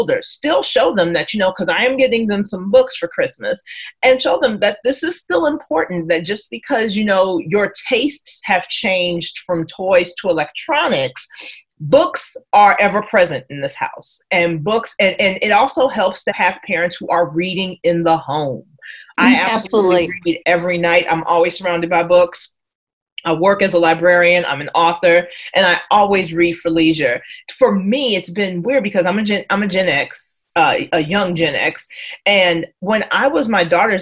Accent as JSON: {"language": "English", "town": "Chicago", "region": "Illinois", "country": "United States", "moved": "yes", "said": "I'm originally from Chicago"}